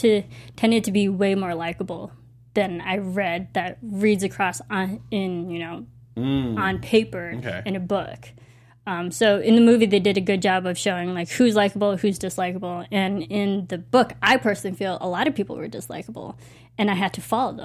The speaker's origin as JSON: {"language": "English", "country": "United States", "tie": "born or raised there", "said": "I am Asian American, but I was raised in the American culture."}